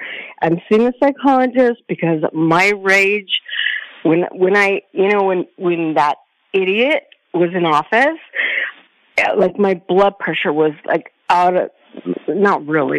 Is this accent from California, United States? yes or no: yes; California, United States; now in Cyprus; So I'm from California.